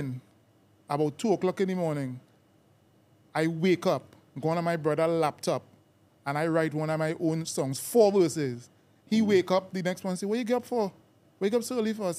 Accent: Trinidad & Tobago; moved away as an adult; now in England; I was born and raised in Trinidad and Tobago

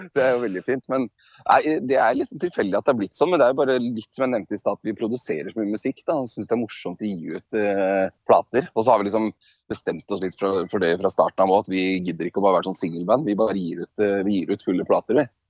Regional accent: Beitostølen, Innlandet, Norway; moved away; vi er opprinnelig fra Valdres. Jeg er fra et ganske lite sted som heter Beitostølen

